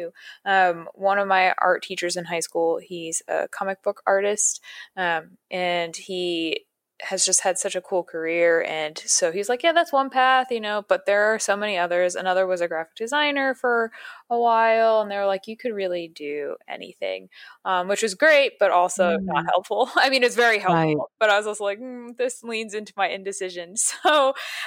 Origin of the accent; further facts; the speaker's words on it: Patterson, New York, United States; now in New York City, United States; I grew up about an hour and a half to 2 hours north of New York City in a smaller town called Paterson, New York.